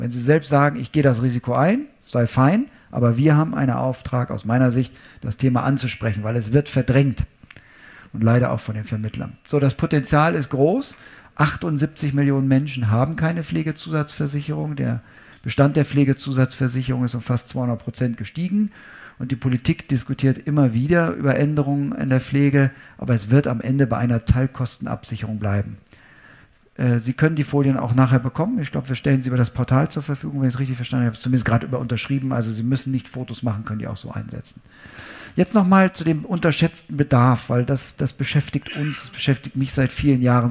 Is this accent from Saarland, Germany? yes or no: no; Münster, North Rhine-Westphalia, Germany; meine Heimatstadt Münster